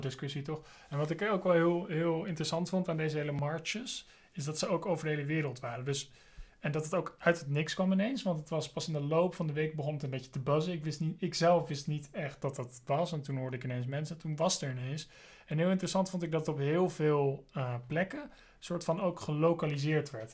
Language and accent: Dutch; Amsterdam, North Holland, Netherlands; also born or lived in Scotland; ik ben zelf geboren in Amsterdam